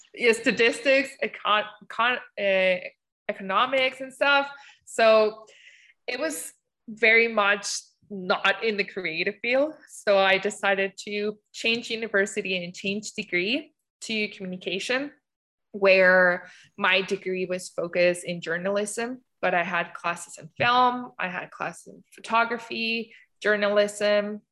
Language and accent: English; Mexico; moved away as an adult; now in Canada; I'm from Mexico.